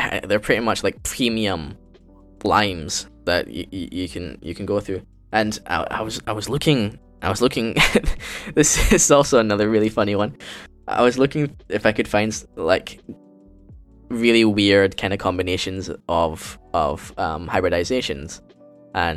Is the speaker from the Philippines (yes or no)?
yes; Philippines; moved away; also born or lived in Singapore; my home country of Philippines